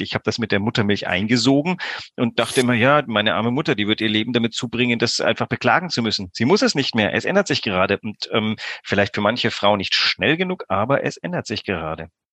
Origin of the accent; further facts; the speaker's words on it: Greece; now in Hamburg, Germany; ich bin auch in Griechenland groß geworden